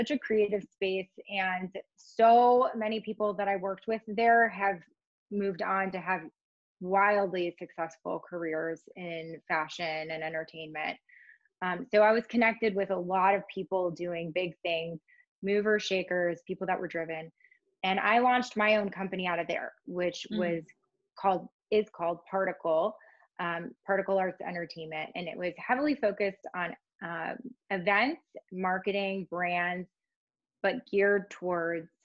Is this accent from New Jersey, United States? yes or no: no; Cleveland, Ohio, United States; moved away as an adult; also born or lived in New York City; I grew up in Cleveland, Ohio